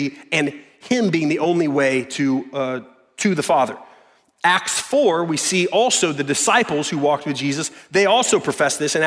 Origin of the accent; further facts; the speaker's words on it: the South, United States; I was born into in the South, in good old America